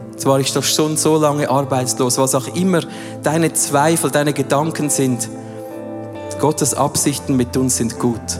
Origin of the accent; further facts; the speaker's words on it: Switzerland; Wir haben es zum Teil noch gerne, vor allem als Schweizer, wenn alles schön der Reihe nach aufgegliedert ist und wir wissen von Punkt A zu Punkt B, oder?